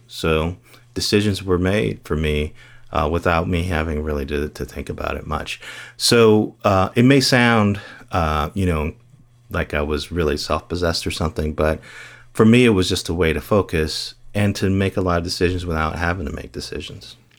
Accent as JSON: {"language": "English", "town": "Gary", "region": "Indiana", "country": "United States", "tie": "born or raised there", "also_born_or_lived": "Bloomington", "said": "I grew up in Gary, Indiana"}